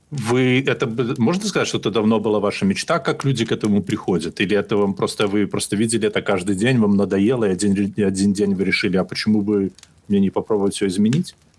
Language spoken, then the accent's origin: Russian; Belarus; я из, я из Беларуси